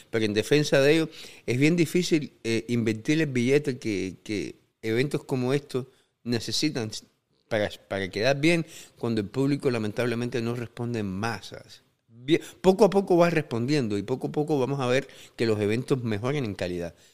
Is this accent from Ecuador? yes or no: no; Regla, Havana, Cuba; now in -; A mí me encantaba Alamar, yo soy de regla sí, pero en, la nada más que había gente fea